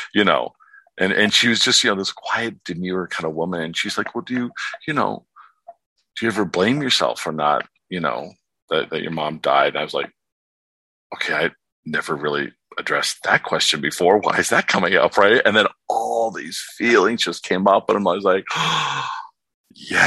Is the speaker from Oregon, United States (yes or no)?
no; Warren, Pennsylvania, United States; moved away as an adult; also born or lived in California; now in Palm Springs, United States; I was born in Pennsylvania, raised in California, but my father was a alcoholic